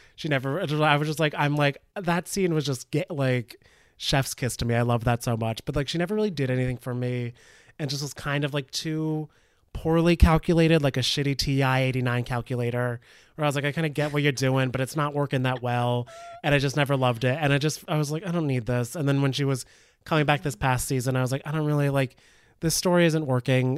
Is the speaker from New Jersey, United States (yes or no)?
yes; northern New Jersey, United States; I'm from, like, northern Jersey